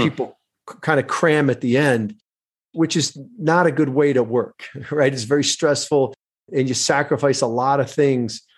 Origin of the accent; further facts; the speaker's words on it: Michigan, United States; I grew up in Michigan, very middle class